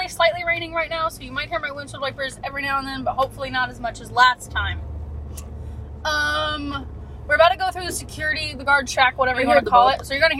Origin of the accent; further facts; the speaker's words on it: Florida, United States; growing up in Florida, it was the same thing. We always had 80 degree Christmases.